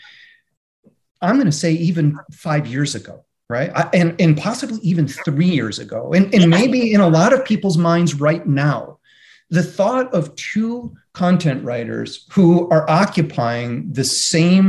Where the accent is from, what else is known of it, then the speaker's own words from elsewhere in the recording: Michigan, United States; moved away; I'm from Michigan originally